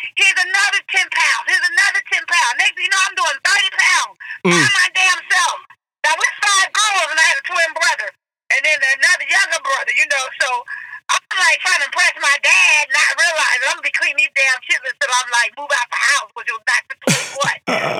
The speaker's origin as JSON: {"language": "English", "region": "California", "country": "United States", "tie": "born or raised there", "said": "We were raised in seven kids of us in their union. We were raised in Lexi Terrace, California, packed town."}